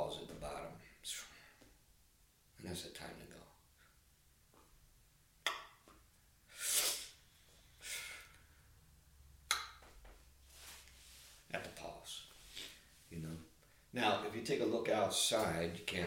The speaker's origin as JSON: {"language": "English", "town": "Philadelphia", "region": "Pennsylvania", "country": "United States", "tie": "born or raised there", "said": "We're both from Philadelphia. We went to high school together."}